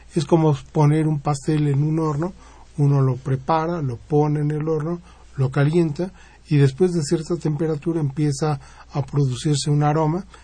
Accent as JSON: {"language": "Spanish", "country": "Mexico", "said": "Yo soy el único mexicano que participa en la misión"}